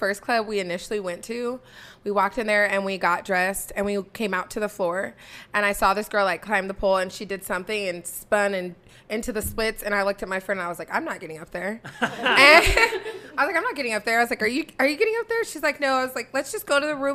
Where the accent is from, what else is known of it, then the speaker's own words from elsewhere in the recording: Tacoma, Washington, United States; I'm from Tacoma, Washington, born and raised